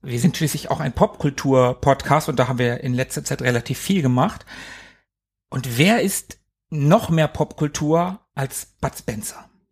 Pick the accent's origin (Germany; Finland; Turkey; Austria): Germany; Hanover, Lower Saxony; ich komme aus Hannover, ich bin hier geboren und ich lebe hier